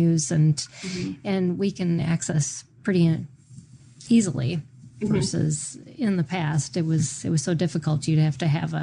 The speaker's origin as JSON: {"language": "English", "region": "Minnesota", "country": "United States", "tie": "born or raised there", "said": "I grew up in Minnesota"}